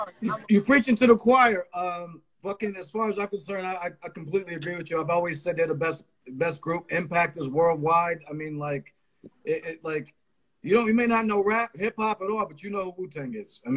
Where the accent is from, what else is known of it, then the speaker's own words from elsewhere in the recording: New Haven, Connecticut, United States; I'm from New Haven, man.